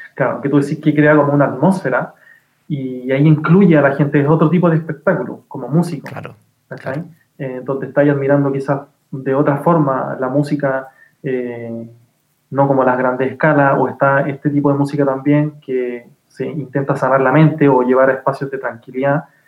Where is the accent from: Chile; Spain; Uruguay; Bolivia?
Chile